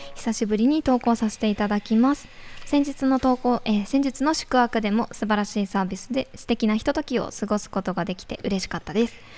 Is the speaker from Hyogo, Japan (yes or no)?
no; Iwate, Japan; moved away; 岩手県出身なのでちょっと岩手で育ってきた